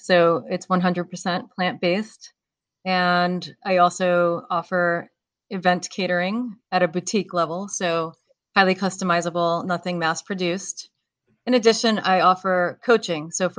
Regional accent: New York, United States; I'm from New York.

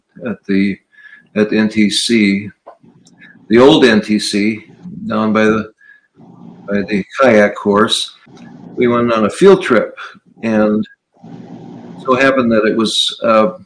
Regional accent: Wausau, Wisconsin, United States; I grew up in Wausau on the west side on 3rd Avenue.

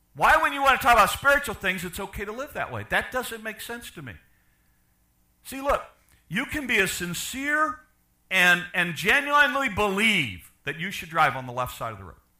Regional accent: Chicago, Illinois, United States; I'm from Chicago.

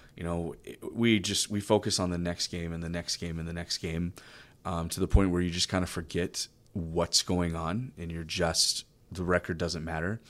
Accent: College Station, Texas, United States; I grew up in College Station

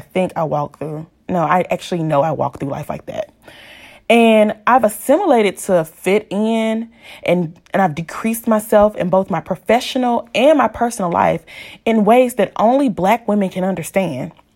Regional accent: Pine Bluff, Arkansas, United States; a Black woman born and raised in Pine Bluff, Arkansas

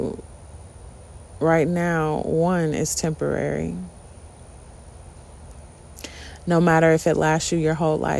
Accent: United States; being an American and a Black American

